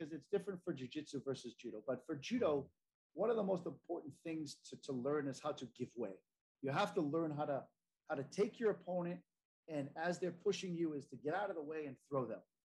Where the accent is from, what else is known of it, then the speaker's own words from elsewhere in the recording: United States; as an American